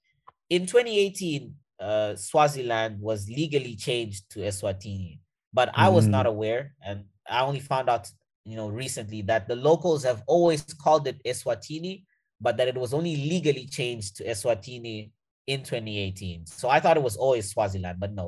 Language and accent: English; Mozambique; first language Portuguese; English is a second language; moved away; also born or lived in South Africa / Canada; I'm from Mozambique